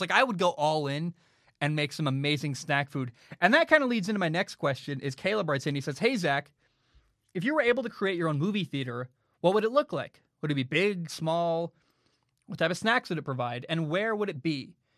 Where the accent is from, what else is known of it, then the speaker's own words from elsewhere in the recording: Portland, Oregon, United States; moved away as an adult; now in Hawaii, United States; I grew up in Portland, but it the city has really changed from when I grew up